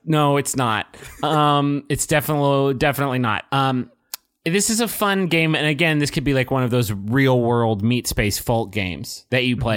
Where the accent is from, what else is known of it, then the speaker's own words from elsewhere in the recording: Huntington, West Virginia, United States; 'cause this happened in my hometown. This was my turf